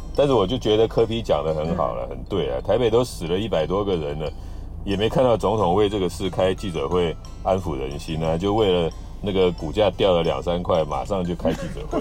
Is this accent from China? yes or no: no; Taiwan; 哦，这就是我们台湾人可悲的地方了。